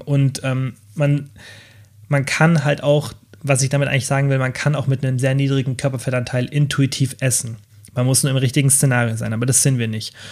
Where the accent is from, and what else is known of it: Germany